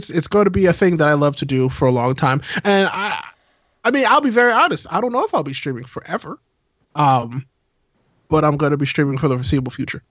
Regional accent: Midwest, United States; Midwesterner, I'm still having internet problems.

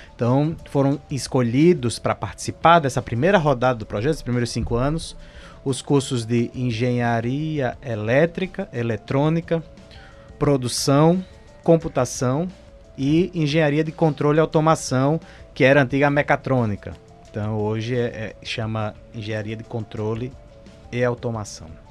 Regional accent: Northeast Region, Brazil; moved away as an adult; now in Manaus, Brazil; Eu, particularmente, sou no Nordeste, o sotaque não me deixa mentir

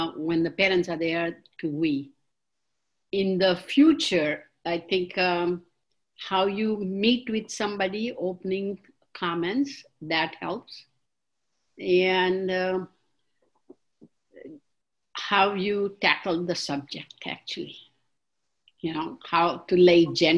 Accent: India; moved away; I'm from India

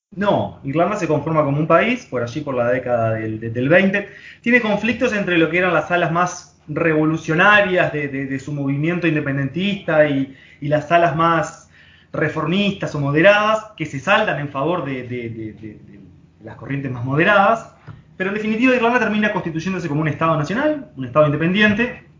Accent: Uruguay; Vamos acá trabajando desde casa, como como muchos uruguayos

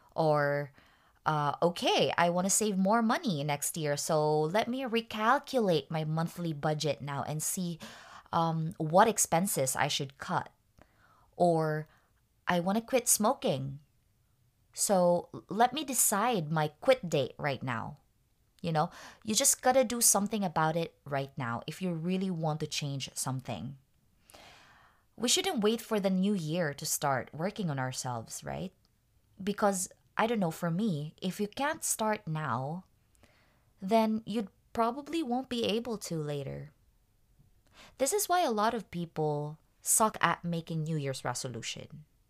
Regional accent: Tacloban, Eastern Visayas, Philippines; moved away; I'm actually from Tacloban

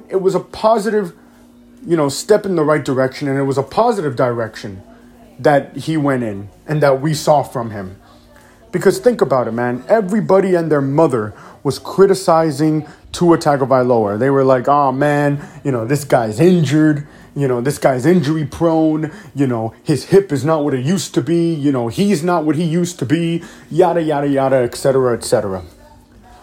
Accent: Miami, Florida, United States; my hometown team, the Miami Dolphins

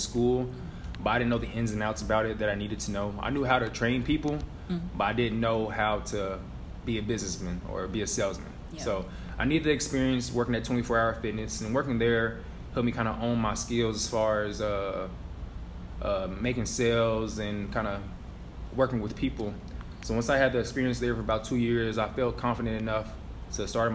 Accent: Kansas City, Missouri, United States; also born or lived in Maryville, Missouri; I'm born and raised in Kansas City, Missouri

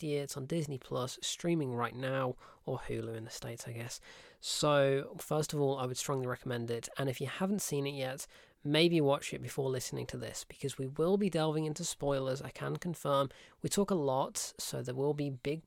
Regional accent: United Kingdom; we're British

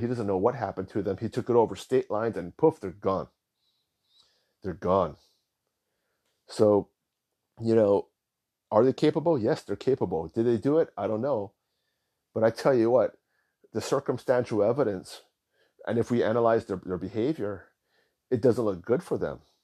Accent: Hawaii, United States; I was born in Hawaii, nineteen seventy-seven. My parents were born in Hawaii

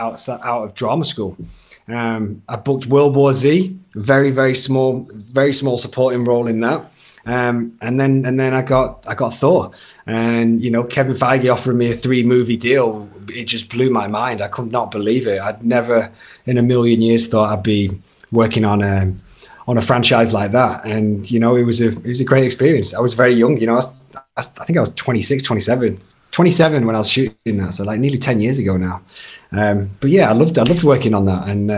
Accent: England, United Kingdom; you break the accent and you say, oh, I'm from England, or you just speak, all right, cheers guys, see you later. And they're like, what, hang on, are you British?

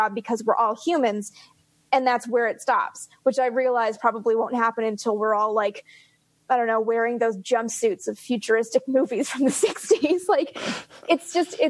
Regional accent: Canada; accent: Canadian; my Canadian accent

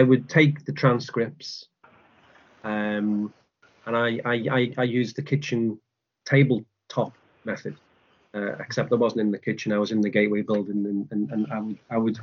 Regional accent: Liverpool, North West England, United Kingdom; moved away as an adult; also born or lived in France / St Andrews; now in Dundee, United Kingdom; I'm from Liverpool.

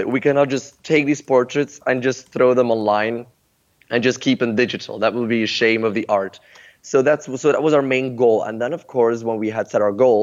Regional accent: Ghent, Flanders, Belgium; my hometown of Ghent in Belgium.

